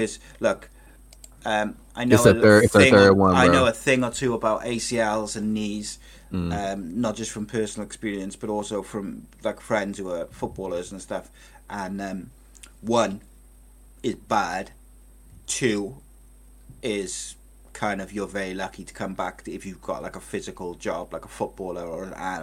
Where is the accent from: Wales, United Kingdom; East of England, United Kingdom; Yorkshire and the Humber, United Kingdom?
Wales, United Kingdom; I'm a Welshman